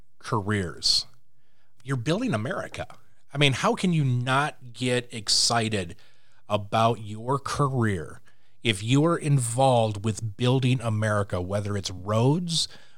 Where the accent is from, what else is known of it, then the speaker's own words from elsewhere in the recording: Louisiana, United States; I'm Cajun, so I talk with my hands.